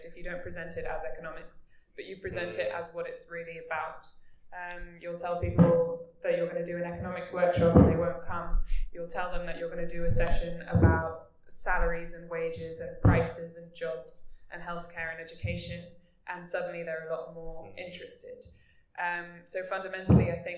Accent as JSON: {"language": "English", "country": "Germany", "moved": "yes", "lives_now": "United Kingdom", "said": "I'm from Germany"}